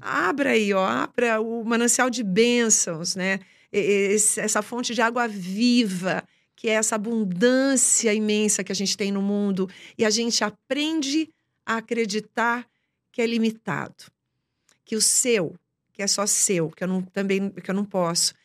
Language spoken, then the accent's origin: Portuguese; Boa Esperança do Sul, São Paulo, Brazil; moved away; also born or lived in São Carlos; eu nem vim de São Carlos, eu vim de uma cidadezinha chamada Boa Esperança do Sul.